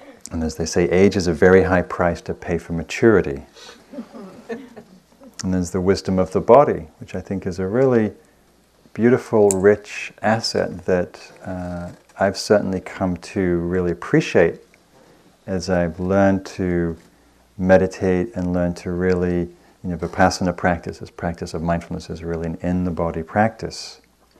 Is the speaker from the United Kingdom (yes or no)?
yes; the north of England, United Kingdom; I grew up in Northern England